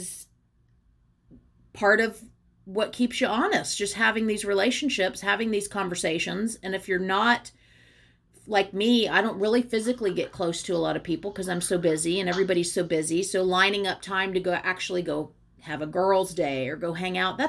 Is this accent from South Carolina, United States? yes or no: yes; Charleston, South Carolina, United States; now in New Orleans, United States; I grew up on Folly Beach in Charleston